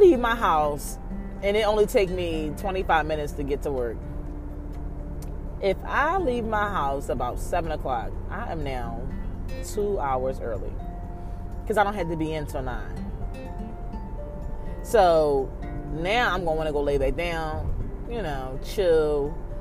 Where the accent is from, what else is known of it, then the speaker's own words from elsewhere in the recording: Philadelphia, Pennsylvania, United States; I'm from North Philly. So, of course, how I talk and how I am isn't for everybody